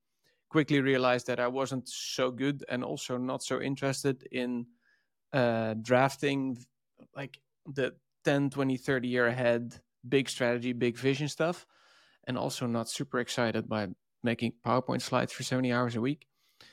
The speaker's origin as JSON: {"language": "English", "country": "Netherlands", "said": "And I'm from the Netherlands."}